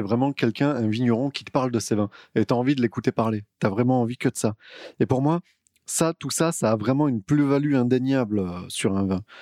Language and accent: French; Vaucluse, Provence-Alpes-Côte d'Azur, France; par chez nous, dans le Vaucluse